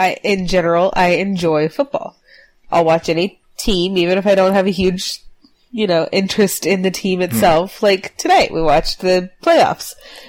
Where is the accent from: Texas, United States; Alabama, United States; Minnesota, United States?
Texas, United States; South; I was raised in South Texas by my dad